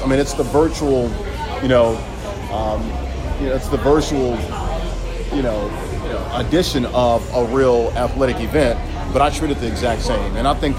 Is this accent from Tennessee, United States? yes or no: yes; Nashville, Tennessee, United States; moved away as an adult; also born or lived in Orlando / Miami / Boston / Jackson, Mississippi; now in New York, United States; I'm from Nashville